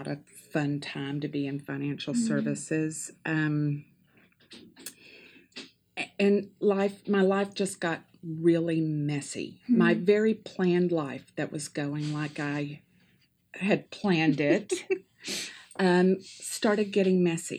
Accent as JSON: {"language": "English", "region": "Tennessee", "country": "United States", "also_born_or_lived": "Chicago", "moved": "as an adult", "said": "Henry and I had just moved back to Tennessee from Chicago. So I was in my home state"}